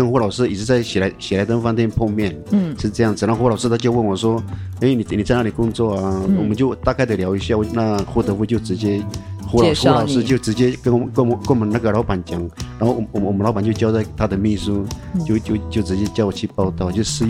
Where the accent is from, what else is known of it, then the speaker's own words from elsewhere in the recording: Tuban, Taitung County, Taiwan; 对，都在部落念书。对，不管是国小、国国小、国中、高中，高中在台东高工。